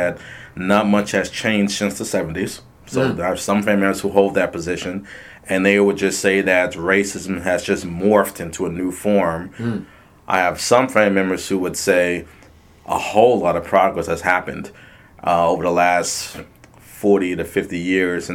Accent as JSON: {"language": "English", "town": "New York City", "region": "New York", "country": "United States", "tie": "born or raised there", "said": "I was born in Brooklyn, New York"}